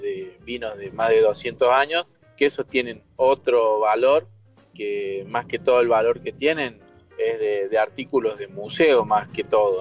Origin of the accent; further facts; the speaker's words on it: Traslasierra, Córdoba, Argentina; muy cerquita de mi pueblo natal